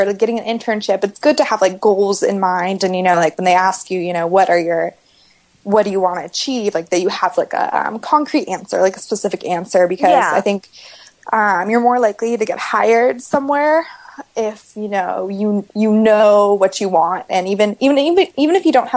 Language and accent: English; California, United States; In my home state, California